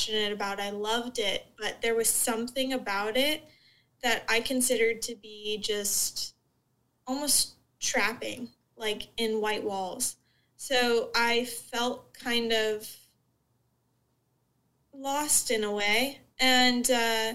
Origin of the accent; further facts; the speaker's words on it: Southwest Florida, United States; I grew up in Southwest Florida, so I grew up in kind of a bubble